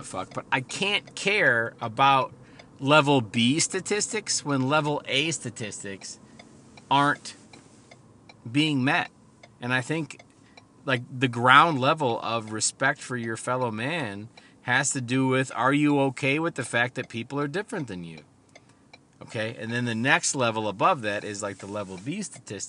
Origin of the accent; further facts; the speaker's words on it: Midwest, United States; I'm from the Midwest